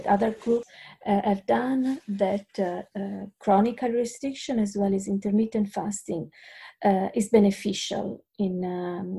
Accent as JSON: {"language": "English", "country": "Italy", "tie": "born or raised there", "second_language": "English", "moved": "as an adult", "lives_now": "Australia", "said": "I'm originally from Italy."}